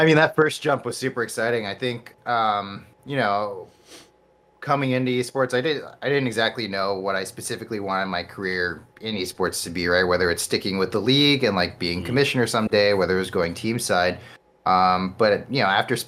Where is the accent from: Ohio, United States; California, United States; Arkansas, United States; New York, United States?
New York, United States; New York City; I grew up in New York City. Like, I was there from birth through college